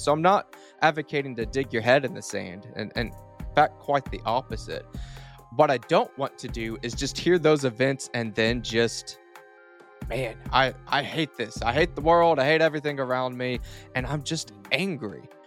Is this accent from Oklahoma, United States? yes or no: yes; Duncan, Oklahoma, United States; southern Oklahoma is kind of where I was born and raised